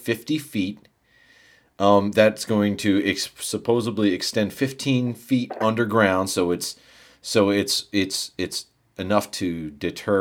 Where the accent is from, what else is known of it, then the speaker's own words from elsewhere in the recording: United States; I'm American